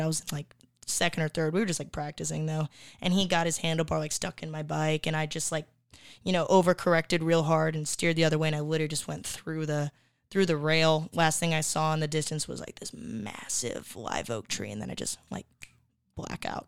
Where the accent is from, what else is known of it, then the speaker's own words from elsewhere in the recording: Appleton, Wisconsin, United States; now in Austin, United States; when I grew up there, it was, it was a medium to smaller town